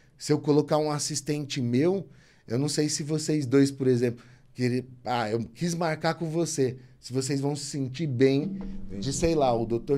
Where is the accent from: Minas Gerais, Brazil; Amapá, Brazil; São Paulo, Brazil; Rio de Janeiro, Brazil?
São Paulo, Brazil; moved away as an adult; also born or lived in Belo Horizonte / Ribeirão Preto; Eu nasci em São Paulo, né? E fui comecei fazendo faculdade em Belo Horizonte, transferi para Ribeirão. Então minha família é toda daqui